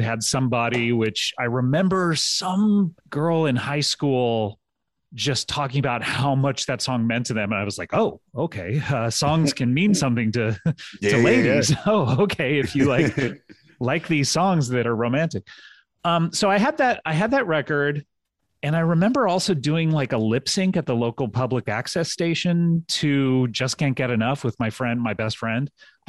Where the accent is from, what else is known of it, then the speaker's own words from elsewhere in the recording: California, United States; I grew up in Southern California, so I started listening to K-Rock probably in 1984 or 1985